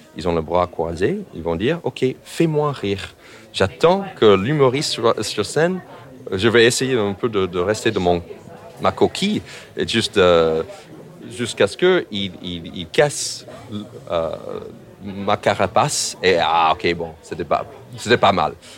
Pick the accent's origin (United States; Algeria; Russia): United States; French is a second language; now in France; en tant qu'Américain